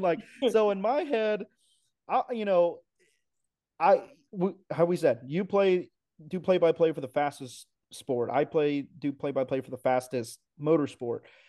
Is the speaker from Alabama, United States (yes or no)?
no; New Mexico, United States; also born or lived in El Paso, Texas; I'm from New Mexico. I was born in Texas, El Paso, but grew up in New Mexico.